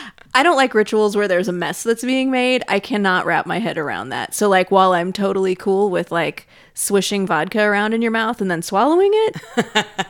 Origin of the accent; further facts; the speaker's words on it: Sacramento, California, United States; I grew up in Sacramento, which is a town that's supposedly haunted